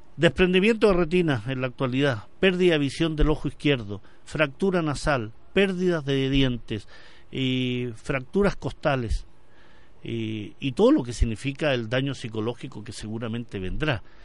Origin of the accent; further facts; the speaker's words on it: Chile; also born or lived in Madrid; vengo de Chile, estoy estudiando en, en este caso en Madrid